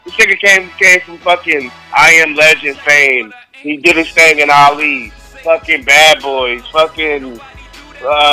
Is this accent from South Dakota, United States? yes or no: no; Ohio, United States; now in San Antonio, United States; I'm from the Midwest, where fall comes, you know, like, there's a smell in the air